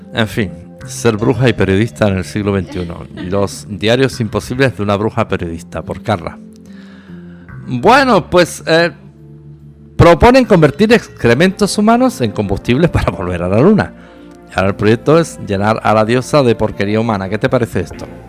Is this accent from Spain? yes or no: yes; La Línea de la Concepción, Andalusia, Spain; En la pequeña ciudad donde yo nací, la línea de la Concepción, cercana a Gibraltar